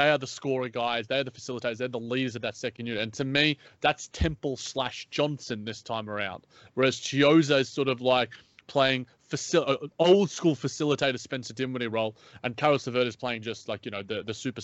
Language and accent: English; Australia; accent: Australian; my Australian accent